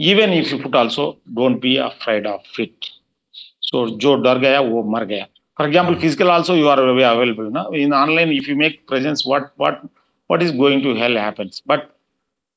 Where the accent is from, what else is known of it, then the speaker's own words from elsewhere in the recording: Anantapur, Andhra Pradesh, India; also born or lived in Srisailam / Warangal; I was born and brought up in Anantapur, a small village.